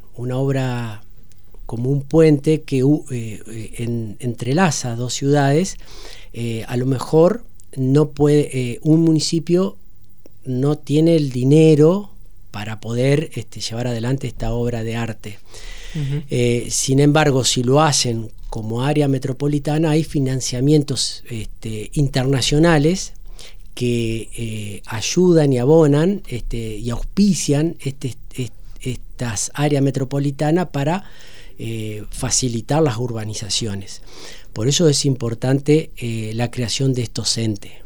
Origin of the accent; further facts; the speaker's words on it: Entre Ríos, Argentina; como entrerriano, como argentino